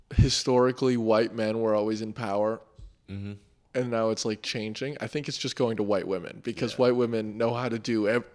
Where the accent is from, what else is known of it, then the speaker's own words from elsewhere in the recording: United States; I'm from the States.